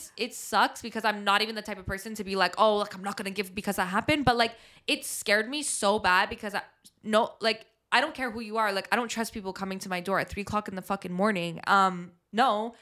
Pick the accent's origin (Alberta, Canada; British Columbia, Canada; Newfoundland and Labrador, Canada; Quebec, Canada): Quebec, Canada; Montreal; growing up in Montreal